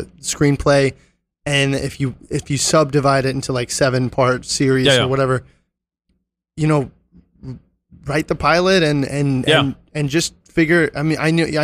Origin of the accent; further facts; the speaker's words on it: New York, United States; I grew up in New York.